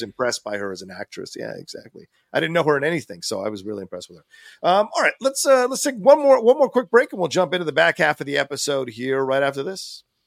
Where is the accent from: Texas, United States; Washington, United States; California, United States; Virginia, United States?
Virginia, United States; growing up in Virginia, you know, we didn't have a lot of money